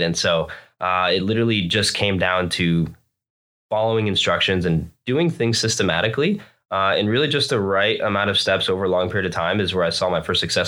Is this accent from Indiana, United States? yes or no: no; Florida, United States; moved away as an adult; also born or lived in New Jersey; now in California, United States; I moved down to Florida when I was a very small child, and I lived there for basically twenty-six years